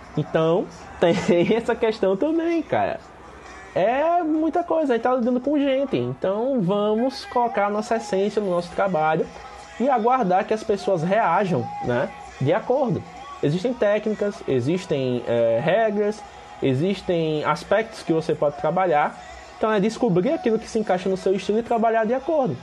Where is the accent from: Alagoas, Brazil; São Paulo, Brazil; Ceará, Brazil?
Alagoas, Brazil; Penedo; eu sou de Penedo, que é uma cidade pequena aqui no interior de Alagoas